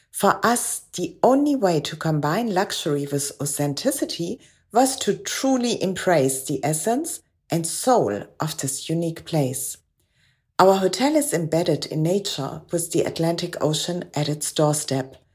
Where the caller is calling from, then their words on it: Paternoster, Western Cape, South Africa; I'm speaking from Paternoster on the west coast of South Africa, one of the oldest fishing villages on our coast